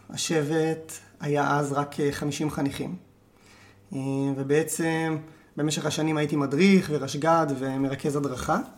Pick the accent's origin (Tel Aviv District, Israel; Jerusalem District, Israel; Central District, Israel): Jerusalem District, Israel; Tzur Hadassah; אמ, וגדלתי כאן בצור הדסה. תיכון אור עוד לא, עוד לא היה קיים, אני עשיתי תיכון בבויר.